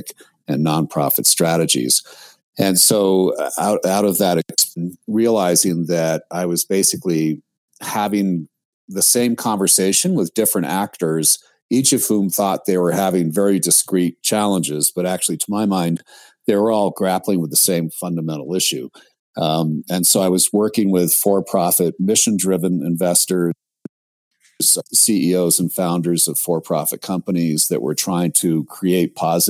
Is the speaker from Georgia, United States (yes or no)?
no; outside of New York City, United States; I was raised outside of New York City